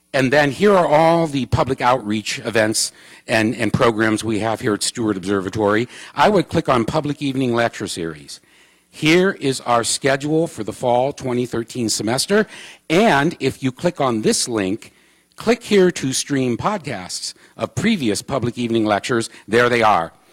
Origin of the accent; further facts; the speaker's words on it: Ohio, United States; now in Arizona, United States; I'm from Ohio